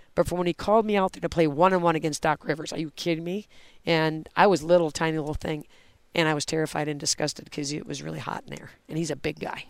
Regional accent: Oregon, Wisconsin, United States; moved away as an adult; now in St. Louis, United States; I grew up in Oregon, Wisconsin.

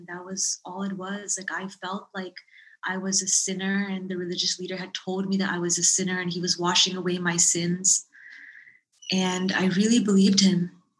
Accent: Thailand; born there; also born or lived in Dallas, Texas; I was born in Thailand. And we were living in Dallas, Texas at the time

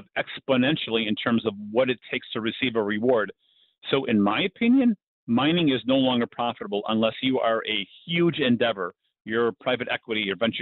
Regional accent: Chicago, Illinois, United States; we're both from Chicago

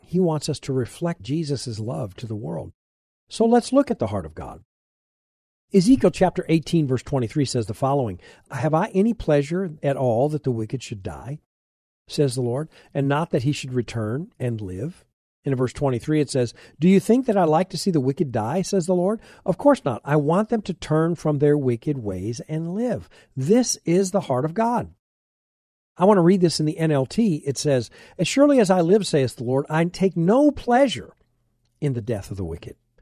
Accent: United States; I'm an American, I'm a Christian

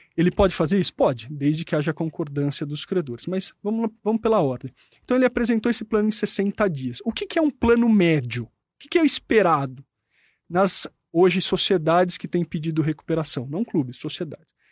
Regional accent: Jundiaí, São Paulo, Brazil; E eu sou de Jundiaí, meu clube é o Paulista de Jundiaí

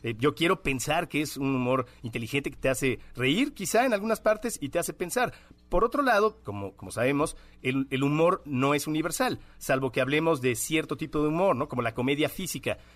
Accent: Mexico; Pensar que, no, hay, todos los mexicanos somos individuos, las mexicanas

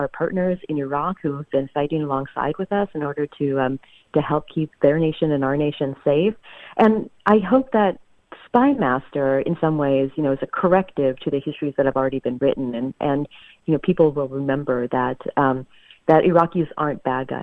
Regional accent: the South, United States; I grew up in the South

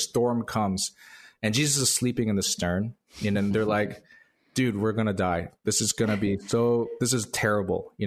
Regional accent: Chicago, Illinois, United States; moved away as an adult; now in Pasadena, United States; was born and raised in Chicago, moved here to Pasadena for seminary

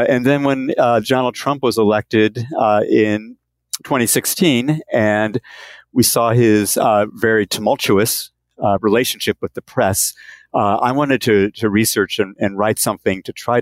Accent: Phoenix, Arizona, United States; moved away; also born or lived in Florida / Chicago area; I grew up in Phoenix, Arizona

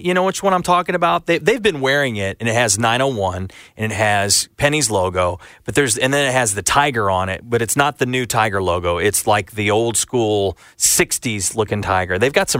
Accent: St. Louis, Missouri, United States; now in Memphis, United States; I bought it as a kid growing up in St. Louis.

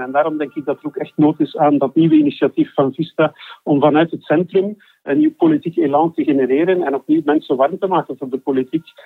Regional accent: Flanders, Belgium; Wij voelen ons Vlamingen, wij zijn Vlamingen

